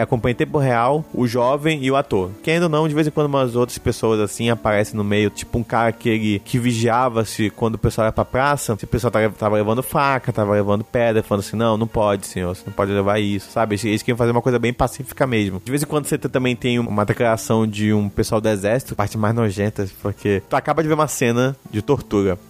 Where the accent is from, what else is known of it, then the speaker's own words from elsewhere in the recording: Brazil; a gente é brasileiro